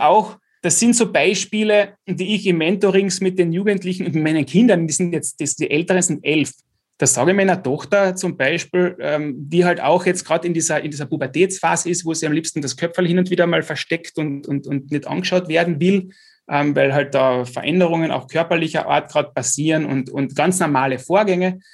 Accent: Klagenfurt, Carinthia, Austria; als Klagenfurter mit KAC, VSV

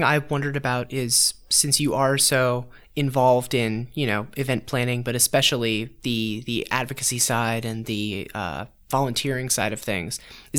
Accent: DeLand, Florida, United States; also born or lived in Boynton Beach, Florida; Native, yeah, native okay, DeLand. My parents moved here when I was 2. So okay. I don't even remember Boynton Beach. DeLand is all I remember.

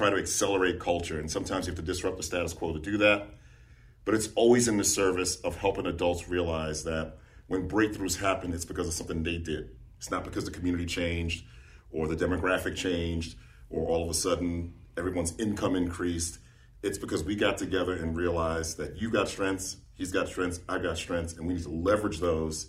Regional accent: New York City, New York, United States; now in Coweta County, United States; I'm from New York City, and the only frustrating part is when I go home, I look like a tourist, even though I want to stop people and say, I'm from here. I grew up in the city.

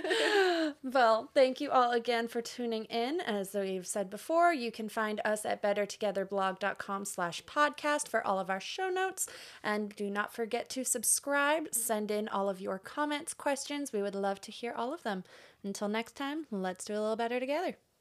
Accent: Florida, United States; moved away as an adult; now in Nashville, United States; also from Florida.

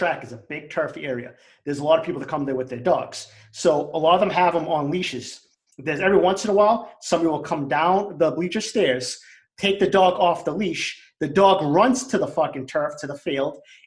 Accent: Boston, Massachusetts, United States; Growing up in East Boston, there were a lot of cops.

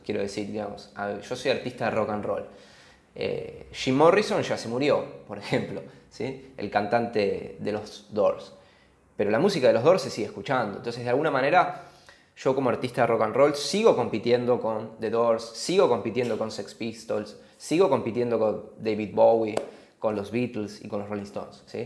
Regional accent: Argentina; viniendo de un país como Argentina

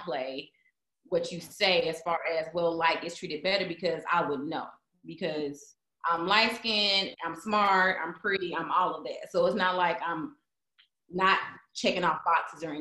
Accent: Mississippi, United States; I grew up in Mississippi

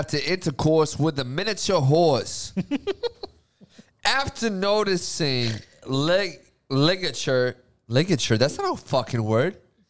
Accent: Boston, Massachusetts, United States; I'm from Boston.

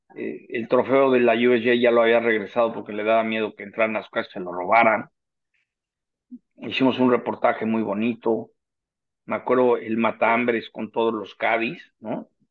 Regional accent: Mexico City, Mexico; moved away as an adult; now in San Diego, United States; mi club en el Chapultepec

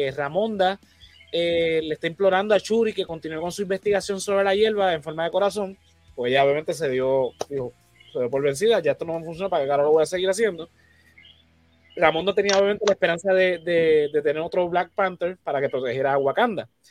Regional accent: Puerto Rico

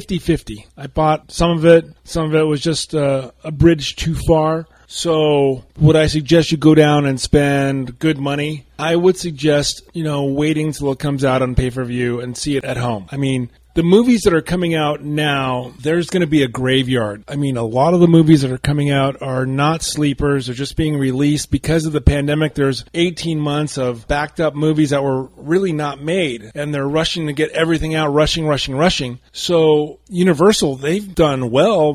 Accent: Covina, California, United States; I'm from Covina.

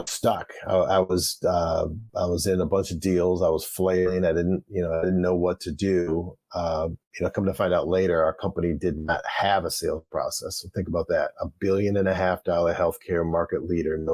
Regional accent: Flint, Michigan, United States; growing up in the Flint, Michigan area

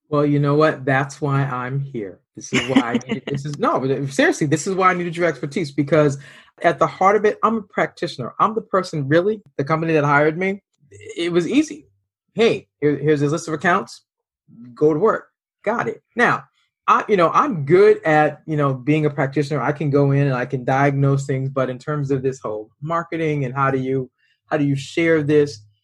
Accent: Boston, Massachusetts, United States; We're both from the Boston area

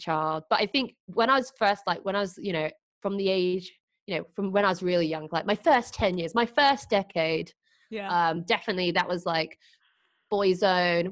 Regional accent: Doncaster, Yorkshire and the Humber, United Kingdom; also born or lived in London; I was born in London and I moved to Doncaster because of my mum's job.

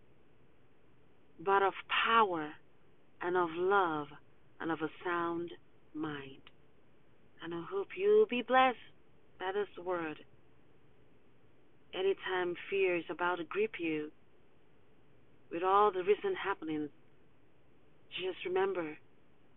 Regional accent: Zimbabwe; now in United States; I'm originally from Zimbabwe, which is on the southern part of Africa.

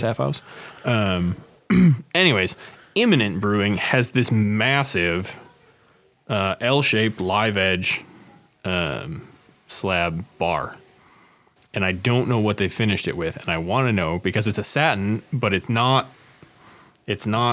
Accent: Northfield, Minnesota, United States; my hometown opened like three breweries in the last eight months

